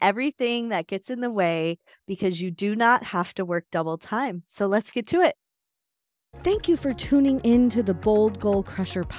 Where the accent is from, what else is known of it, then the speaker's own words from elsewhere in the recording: Chicago, Illinois, United States; I'm from Chicago